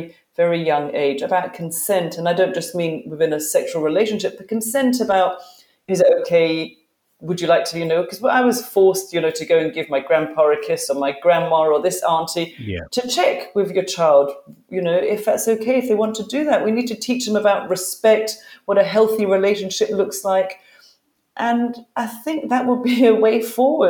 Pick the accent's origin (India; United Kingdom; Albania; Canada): United Kingdom; I'm British